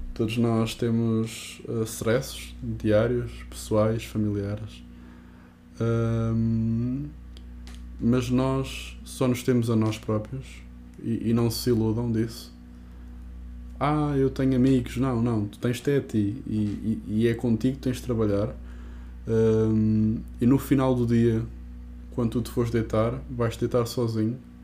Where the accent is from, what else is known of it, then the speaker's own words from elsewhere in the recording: Portugal; nós, num país destes, que nós temos a tradição da luta